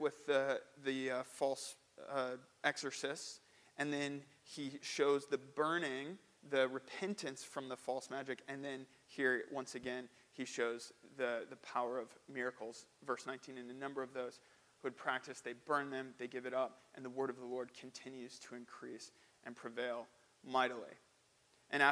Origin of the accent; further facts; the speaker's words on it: St. Louis, Missouri, United States; I'm from St. Louis